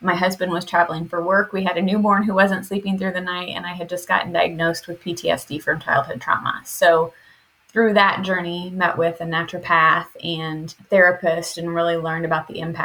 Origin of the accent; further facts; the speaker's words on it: Indiana, United States; now in Arizona, United States; I'm coming to you from Arizona, but I am a Midwest native. I grew up in Indiana